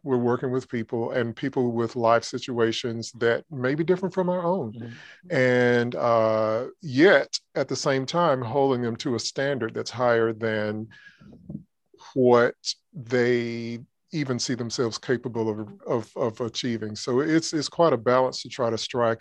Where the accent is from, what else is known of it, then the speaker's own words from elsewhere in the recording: Georgia, United States; moved away as an adult; now in Alabama, United States; I grew up in Georgia